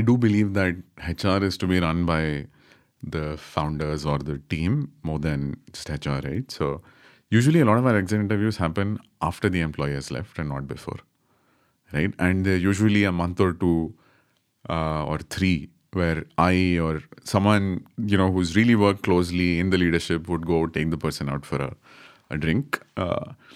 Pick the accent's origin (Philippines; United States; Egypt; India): India; Bangalore, Karnataka; I'm from Bangalore